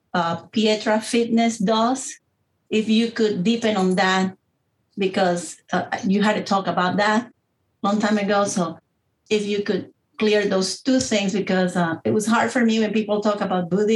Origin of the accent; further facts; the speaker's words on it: Panama; moved away; I grew up in Panama